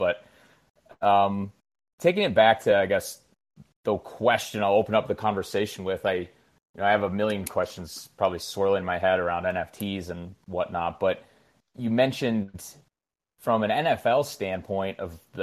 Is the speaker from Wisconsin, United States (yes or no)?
yes; Wisconsin, United States; I'm born and raised in Wisconsin and went to school at Wisconsin